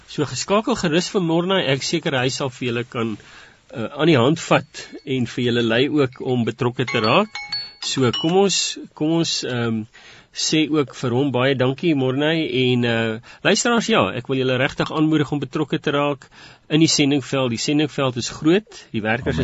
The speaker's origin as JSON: {"language": "Afrikaans", "country": "South Africa", "said": "ons as Suid-Afrikaners"}